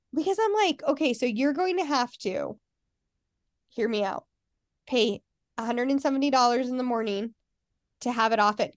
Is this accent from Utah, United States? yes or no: yes; Salt Lake City, Utah, United States; I grew up in Salt Lake